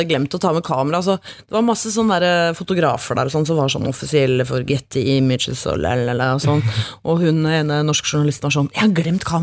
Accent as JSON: {"language": "Norwegian", "country": "Norway", "said": "Som nordmann i, på en sånn stor, flashy, glamorøs festival"}